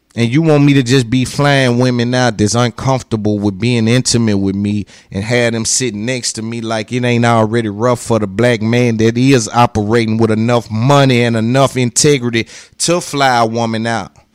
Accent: Nashville, Tennessee, United States; accent: twang; 'cause I'm from Cashville, I'm from Tennessee

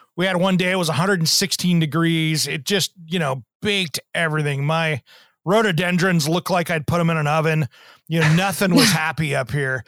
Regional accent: Eastern Washington, United States; I grew up in Eastern Washington, so we had a lot of food processing plants

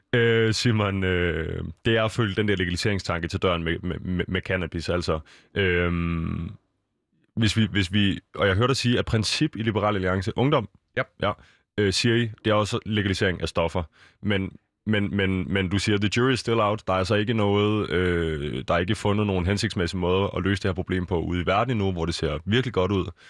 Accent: Copenhagen, Capital Region of Denmark, Denmark; vi er fra København øh, og omegn

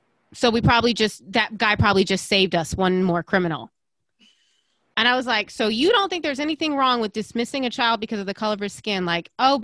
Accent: Aiken, South Carolina, United States; I definitely grew up in a bubble in Aiken

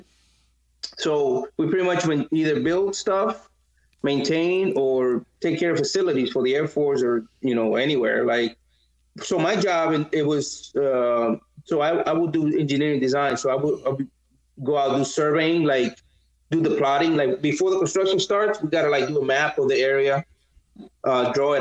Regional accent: Dominican Republic; moved away; when I was a kid, I'm from the Dominican Republic, and I grew up, I grew up where I didn't have a toilet in my house

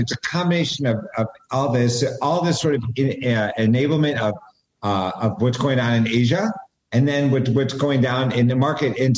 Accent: United States

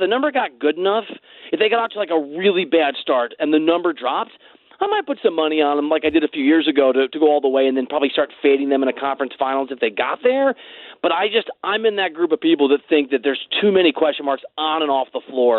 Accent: Chicago, Illinois, United States; also born or lived in Iowa; I'm from the Chicago area, like back and forth between Chicago and Iowa.

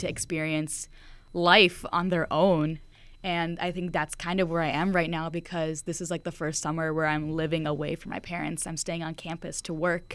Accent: United States; having immigrant parents here at the States

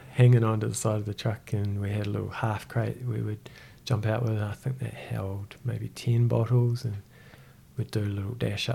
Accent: Christchurch, Canterbury, New Zealand; also born or lived in Whangarei; I was born in Whangarei. And my mother and father, I guess we were kind of in transit, and it always seemed, just from my perspective, it always seemed like we were going to land in Christchurch and grow up in Christchurch, and that's what we did. I was 6 months old

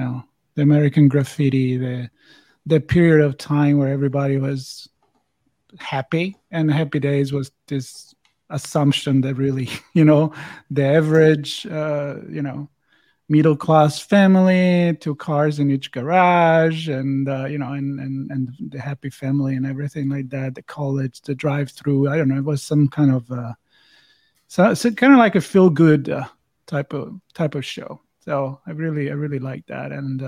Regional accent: Italy; English is a second language; Now I grew up in Italy, so you're going to have to explain me that. I'm not familiar.

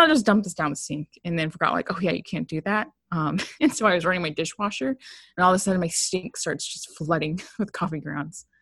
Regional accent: San Diego, California, United States; moved away as an adult; I was raised in San Diego. I went to school in San Diego.

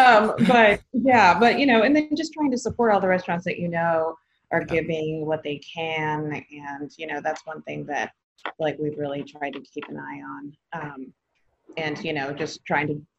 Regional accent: San Antonio, Texas, United States; moved away as an adult; also born or lived in Oklahoma City / Houston; now in Austin, United States; I'm from San Antonio, so I'm sticking with my hometown

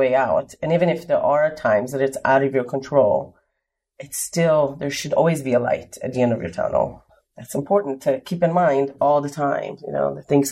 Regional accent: Israel; moved away as an adult; now in Richmond, United States; I was born and raised in Israel, moved to the U.S. in September of 99

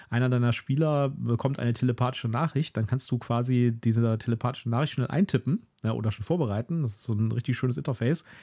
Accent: Germany; als Deutscher irgendwie ein bisschen aufgeschmissen

